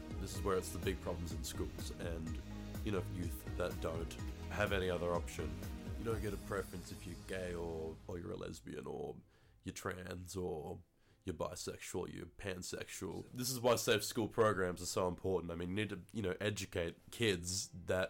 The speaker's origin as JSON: {"language": "English", "town": "Hobart", "region": "Tasmania", "country": "Australia", "tie": "born or raised there", "said": "I live in Hobart. Here I am and here I've grown up."}